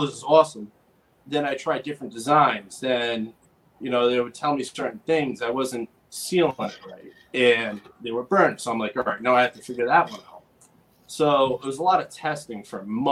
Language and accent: English; Rhode Island, United States; also born or lived in West Coast; I'm from Rhode Island. I grew up in Rhode Island